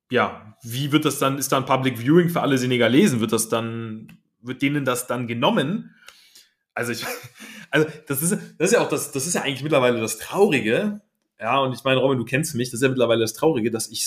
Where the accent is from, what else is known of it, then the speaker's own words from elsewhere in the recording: Cologne, North Rhine-Westphalia, Germany; Ich bin aus, ich meine, wo soll ich denn hin? ich bin aus Köln.